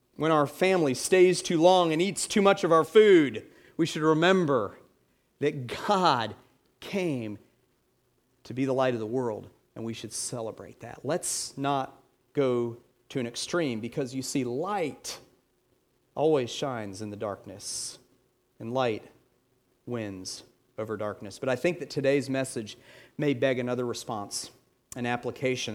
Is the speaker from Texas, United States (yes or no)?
no; Atlanta, Georgia, United States; I'm from Atlanta. I grew up in Atlanta